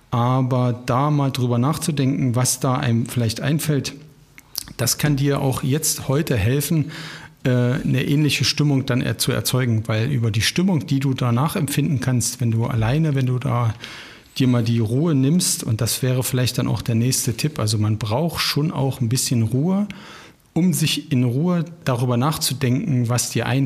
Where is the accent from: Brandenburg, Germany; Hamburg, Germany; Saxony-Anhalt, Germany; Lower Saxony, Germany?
Saxony-Anhalt, Germany; Ilsenburg; du weißt, ich komme ja, oder wir kommen ja beide auch, meine Frau, wir kommen beide aus dem Harz. Und wenn wir dann in dem Ort sind, wo ich geboren bzw. aufgewachsen bin, im kleinen Ilsenburg, dann fahre ich immer eine Ortsrunde.